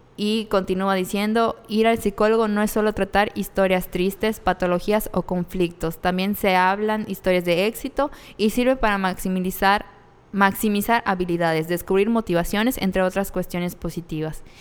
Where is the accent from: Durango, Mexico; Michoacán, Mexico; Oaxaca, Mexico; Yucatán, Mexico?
Yucatán, Mexico; Mérida; somos de Mérida, Yucatán.